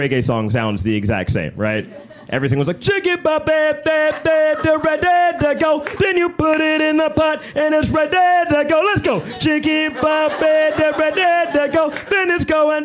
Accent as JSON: {"language": "English", "town": "Birmingham", "region": "Alabama", "country": "United States", "moved": "yes", "lives_now": "Chicago, United States", "said": "I'm originally from Birmingham, Alabama"}